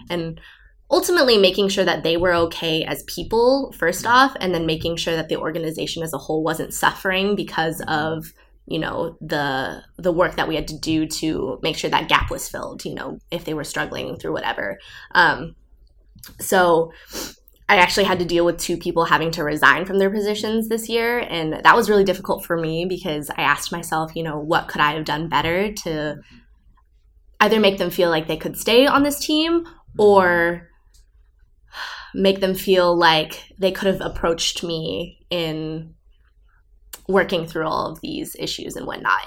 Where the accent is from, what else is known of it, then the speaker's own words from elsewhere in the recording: Southern California, United States; moved away; also born or lived in Brussels, Belgium; I am from Southern California originally